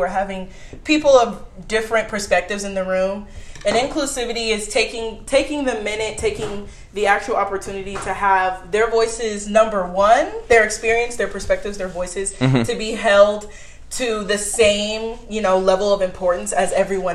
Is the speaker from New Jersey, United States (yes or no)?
no; Houston, Texas, United States; moved away as an adult; now in San Antonio, United States; I'm from Houston, Texas